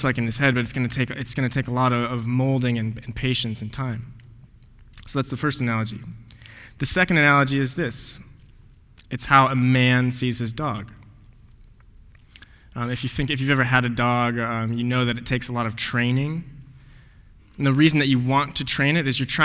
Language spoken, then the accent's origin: English; Highlands Ranch, Colorado, United States; moved away as an adult; also born or lived in Denver, Colorado; I was born in Denver, Colorado. It's not just south of here. It's a little bit west of here, about 1,300 miles, and grew up in a pretty affluent community. It's this town called Highlands Ranch, Colorado